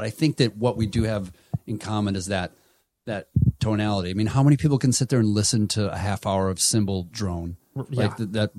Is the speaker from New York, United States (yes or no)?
no; Toledo, Ohio, United States; Toledo, Ohio. Yes. Good memory.